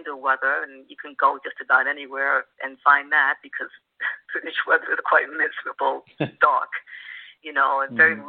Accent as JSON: {"language": "English", "region": "New York", "country": "United States", "tie": "born or raised there", "also_born_or_lived": "Cornwall / San Francisco / Sicily", "moved": "as an adult", "lives_now": "Portugal", "said": "I did grow up in New York, and I am still a New Yorker"}